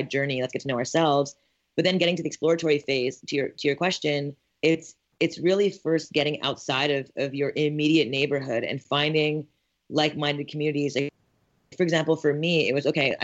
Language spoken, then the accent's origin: English; Montreal, Quebec, Canada; moved away as an adult; also born or lived in Ithaca, New York; I'm born and raised in Montreal, Canada